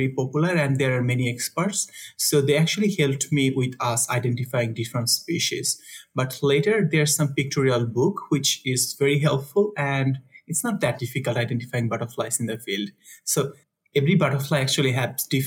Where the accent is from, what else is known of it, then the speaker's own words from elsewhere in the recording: Dhaka, Dhaka Division, Bangladesh; moved away as an adult; also born or lived in India; I'm originally from Bangladesh, but I was in a village, which is like several hundred kilometers from the city.